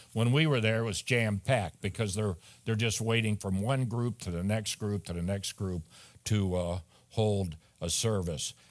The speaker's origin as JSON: {"language": "English", "town": "Chicago", "region": "Illinois", "country": "United States", "tie": "born or raised there", "also_born_or_lived": "Accident, Maryland", "said": "I was born in Chicago. I grew up in a single parent home"}